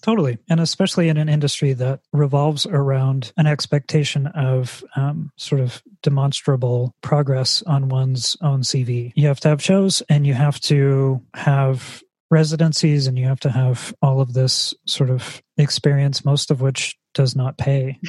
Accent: California, United States; being a person who is from california

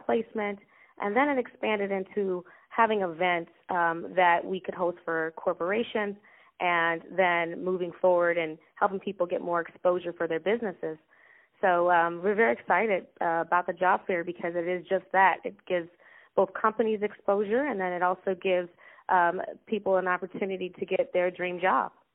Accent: Chicago, Illinois, United States; I am Chicago native. Um, I was born on the South Side, um, and uh, I currently live in the Chicagoland area too

